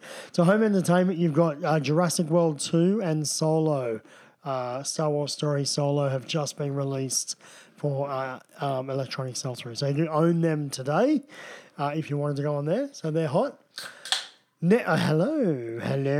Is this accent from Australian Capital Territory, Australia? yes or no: yes; Canberra, Australian Capital Territory, Australia; I was brought up in Canberra. There was not a lot to do but skate.